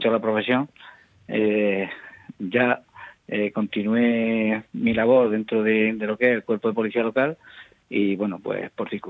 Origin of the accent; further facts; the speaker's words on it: Mula, Region of Murcia, Spain; Sí, soy de Mula, natural de la pedanía de Casas Nuevas